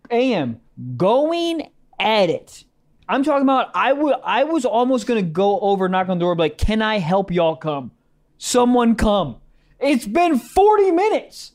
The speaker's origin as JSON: {"language": "English", "region": "Maryland", "country": "United States", "moved": "yes", "said": "my fucking house back in Maryland."}